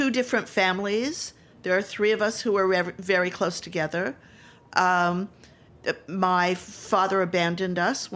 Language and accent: English; Utah, United States; moved away as an adult; now in New York, United States; I'm a transplant from Utah. I've lived in New York for 50 of my 70 years